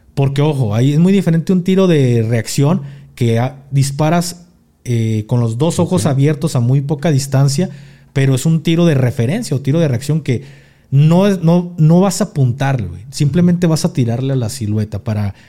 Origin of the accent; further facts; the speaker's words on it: Mexico; now in Mexico City, Mexico; soy mexicano